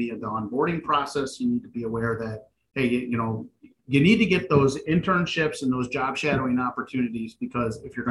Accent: Michigan, United States; I'm from Michigan, born and raised

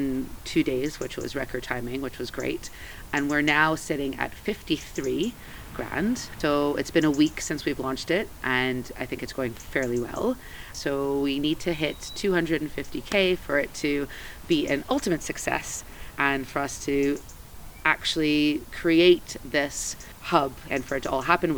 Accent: Montreal, Quebec, Canada; also born or lived in Portobello, Edinburgh; now in Edinburgh, United Kingdom; This is what I grew up with in Montreal

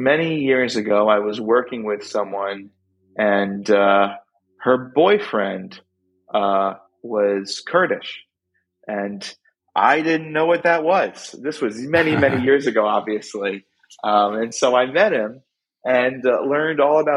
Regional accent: upstate New York, United States; also born or lived in Brooklyn, New York; we moved upstate to a small vegetable farm in upstate New York. And so from the age of 6 on, that's where I grew up

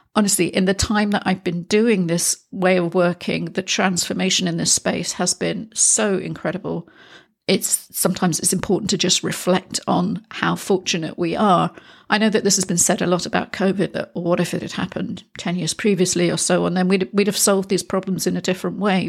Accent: United Kingdom; now in Spain; I am a Brit living in Spain

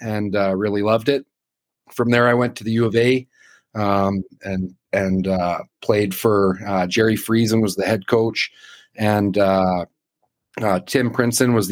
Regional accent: Athabasca, Alberta, Canada; I grew up in Athabasca, Alberta, and I played at Edwin Park Composite in Athabasca

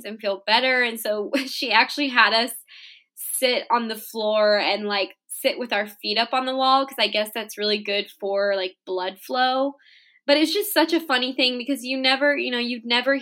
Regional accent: Orange County, Southern California, United States; I'm from Southern California, specifically Orange County

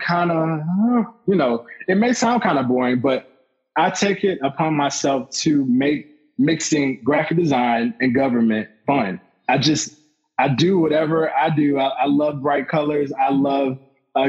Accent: Lakeland, Florida, United States; also born or lived in Orlando, Florida; that's my hometown

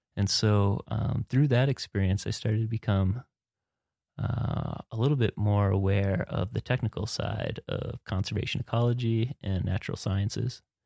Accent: Wisconsin, United States; moved away as an adult; now in Montana, United States; I'm from Wisconsin

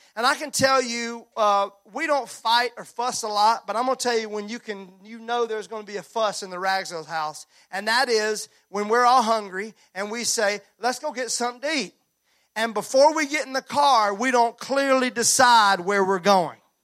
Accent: Mississippi, United States; I was raised in Mississippi

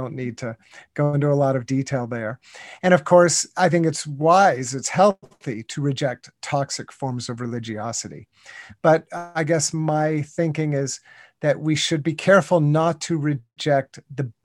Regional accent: United States; I grew up in the United States, in North America, and even in my childhood, back in the 1960s and 1970s

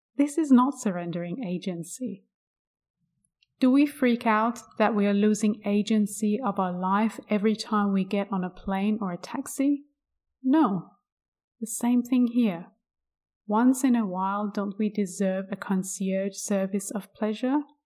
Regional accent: Iran; I was born in Iran in nineteen eighty-three

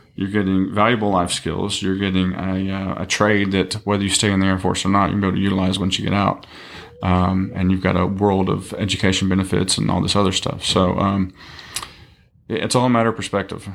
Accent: East Texas, United States; originally from East Texas, um, Tyler, Longview, Kilgore area. Um, grew up there all my life

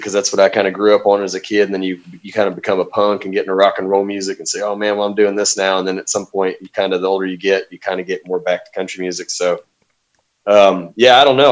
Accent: Arkansas, United States; also born or lived in Southwest Louisiana; I've uh, been in Arkansas ever since

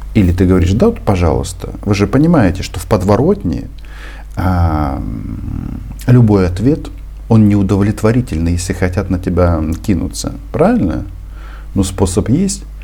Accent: Ukraine; also born or lived in Kyiv; Я украинец. Это моя страна, и я отсюда никуда не собираюсь уезжать

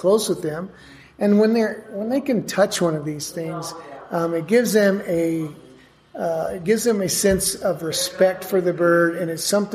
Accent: Durango, Colorado, United States; also born or lived in Aztec, New Mexico; now in New Mexico, United States; Grew up in Durango, but I've lived here most of my life

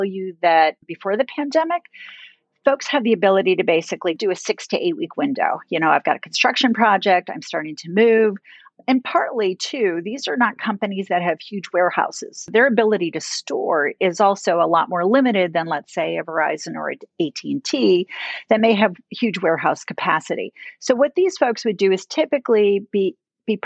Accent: United States; as American citizens

